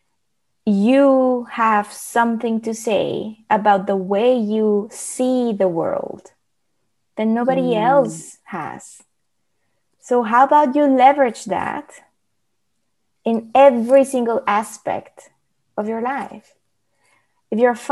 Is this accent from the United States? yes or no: no; Mexico; first language Spanish; English is a second language; now in Netherlands; I'm from Mexico. I'm Latina too